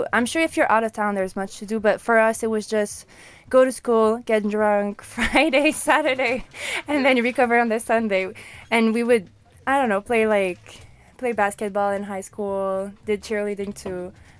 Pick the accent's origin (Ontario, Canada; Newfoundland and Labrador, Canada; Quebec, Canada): Quebec, Canada; Quebec City; first language French; English is a second language; I am from Quebec City in Canada. So it's a little city near Montreal, and it speaks fully French. So it was hard for me to learn English.